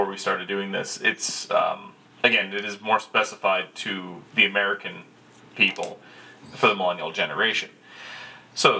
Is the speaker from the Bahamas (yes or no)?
no; Canada